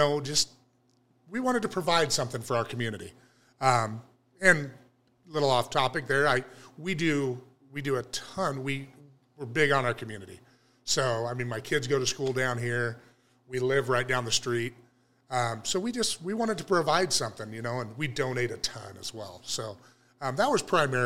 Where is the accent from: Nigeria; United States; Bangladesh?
United States; Cottonwood, California; open a little tap house in my hometown